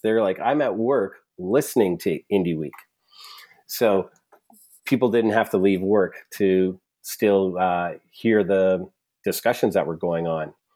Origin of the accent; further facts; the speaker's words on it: Alberta, Canada; I'm from Alberta